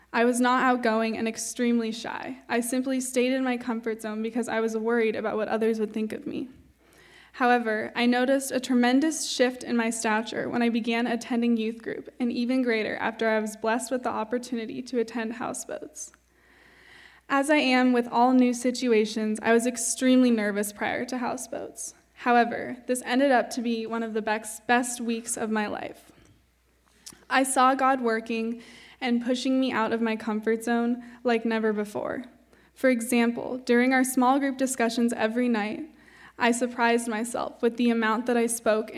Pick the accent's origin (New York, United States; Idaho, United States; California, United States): California, United States; San Jose; I'm going to be a senior at Carmel High School next year. I grew up in San Jose with my mom, dad, and younger brother and sister.